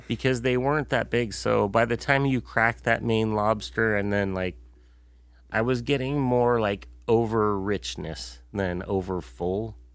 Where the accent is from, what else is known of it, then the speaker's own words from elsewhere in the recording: United States; we've been very fortunate living and growing up in the United States